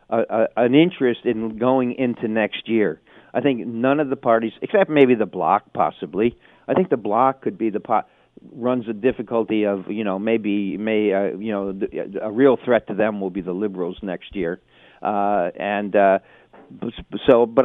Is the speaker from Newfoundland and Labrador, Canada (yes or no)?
no; Ontario, Canada; You know, I'm from Ontario, but I but I'm gonna I'm gonna fight hard for things that are important out west.